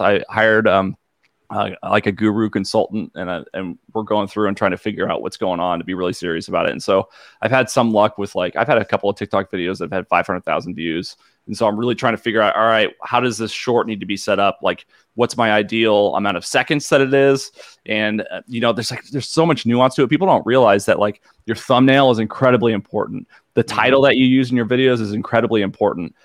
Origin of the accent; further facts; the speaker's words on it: Illinois, United States; I grew up in Illinois